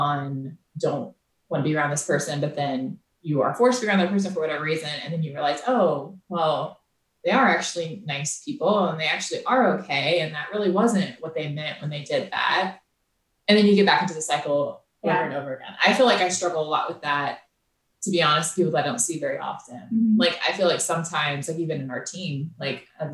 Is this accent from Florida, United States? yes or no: yes; Florida, United States; moved away; we grew up in Florida.